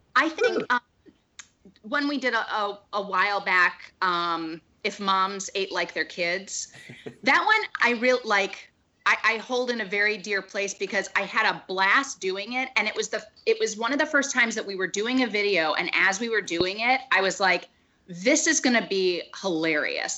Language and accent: English; Dallas, Texas, United States; also born or lived in Chicago; now in Los Angeles, United States; I live in Los Angeles. I grew up in Dallas